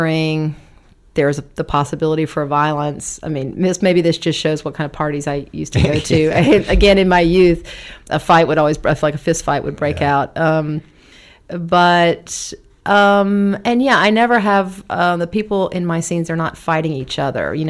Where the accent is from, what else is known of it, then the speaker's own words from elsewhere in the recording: the South, United States; moved away as an adult; also born or lived in Berlin; I'm from the South